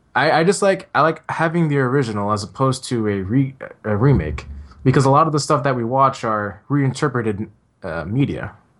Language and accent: English; San Francisco, California, United States; I grew up in San Francisco